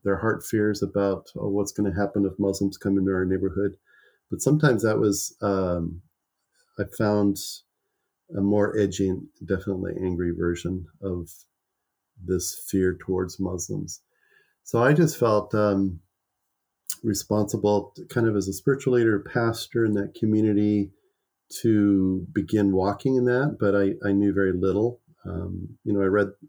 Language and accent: English; the Northwest, Pacific Northwest, United States; I'm from the Northwest